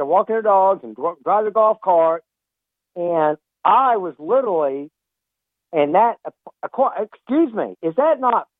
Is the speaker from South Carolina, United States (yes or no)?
yes; Charleston, South Carolina, United States; also born or lived in Folly Beach, South Carolina; now in Murrells Inlet, United States; I'm originally from Charleston, born and raised there like Jerome.